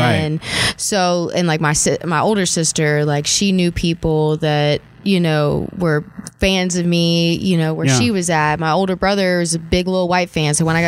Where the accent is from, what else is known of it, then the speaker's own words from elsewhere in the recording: New Orleans, Louisiana, United States; Well, I'm from New